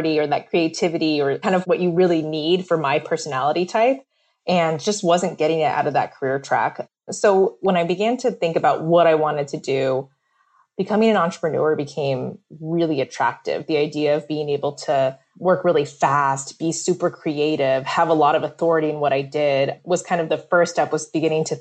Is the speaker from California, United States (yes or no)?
yes; California, United States; I'm Vietnamese American. I grew up in California